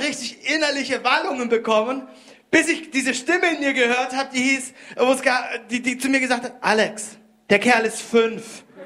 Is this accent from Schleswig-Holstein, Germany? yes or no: no; Konstanz, Baden-Württemberg, Germany; moved away; Ich komme ursprünglich aus Konstanz. Dort habe ich Deutsch gelernt